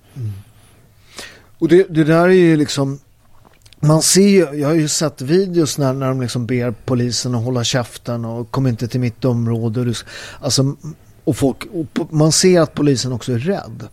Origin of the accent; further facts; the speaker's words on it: Naples, Campania, Italy; now in Sweden; där jag kommer från, i Neapel, där vi har Camorran